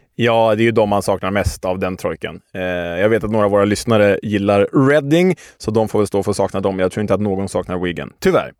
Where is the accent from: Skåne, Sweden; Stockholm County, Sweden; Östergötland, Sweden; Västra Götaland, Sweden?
Stockholm County, Sweden; Stockholm; Vi som stockholmare